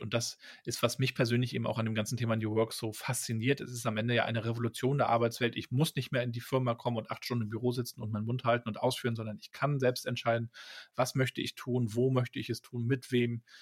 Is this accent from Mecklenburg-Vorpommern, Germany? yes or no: yes; Rostock, Mecklenburg-Vorpommern, Germany; Ich bin da ja in Rostock aufgewachsen